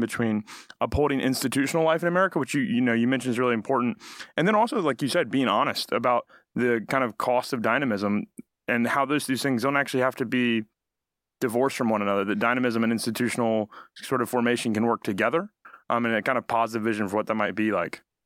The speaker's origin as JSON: {"language": "English", "region": "Alabama", "country": "United States", "said": "I'm from Alabama"}